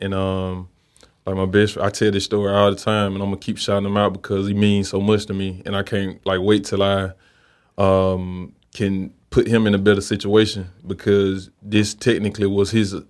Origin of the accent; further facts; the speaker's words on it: Memphis, Tennessee, United States; bro, I grew up in Memphis, and you know, I'm 30 years old and you survive in Memphis.